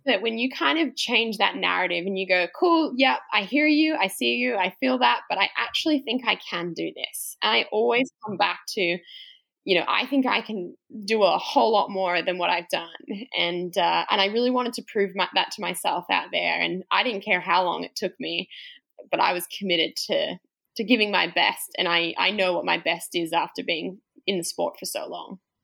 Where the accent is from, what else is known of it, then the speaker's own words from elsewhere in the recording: Australia; i'm australian